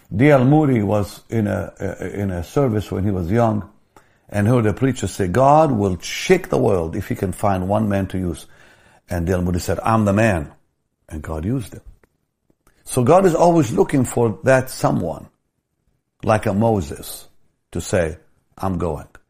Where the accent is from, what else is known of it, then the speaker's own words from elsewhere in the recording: Jaffa, Tel Aviv District, Israel; I grew up in the Catholic school in Jaffa, we prayed every day